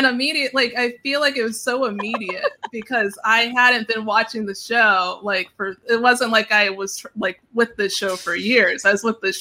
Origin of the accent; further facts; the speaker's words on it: Pittsburgh, Pennsylvania, United States; I'm from Pittsburgh